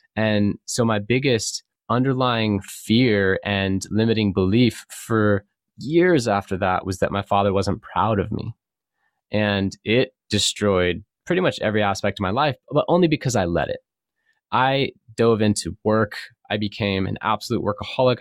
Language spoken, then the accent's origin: English; California, United States; I grew up in California, a surfer